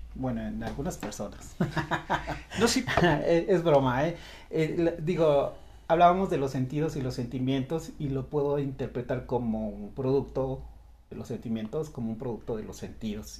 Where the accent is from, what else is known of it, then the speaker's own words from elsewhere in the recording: Mexico; a muchos mexicanos nos llegaron a decir